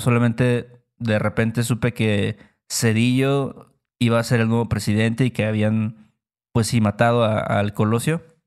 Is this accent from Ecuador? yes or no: no; Mexico; nosotros somos de México